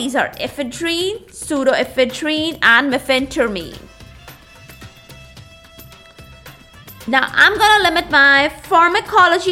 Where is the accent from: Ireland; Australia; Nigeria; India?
India; my own country, my home country, that is India.